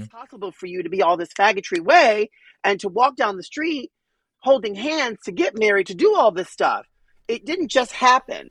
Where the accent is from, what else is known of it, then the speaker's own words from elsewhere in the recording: New York City, New York, United States; were starving artists growing up in Manhattan